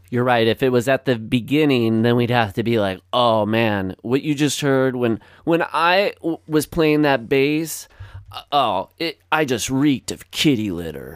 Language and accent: English; Northwest Iowa, United States; We have Fox now where I grew up in Northwest Iowa